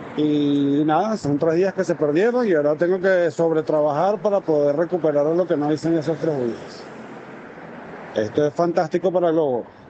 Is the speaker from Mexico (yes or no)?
no; Venezuela; moved away as an adult; now in Spain; soy inmigrante venezolano. Llegué hace unos cinco años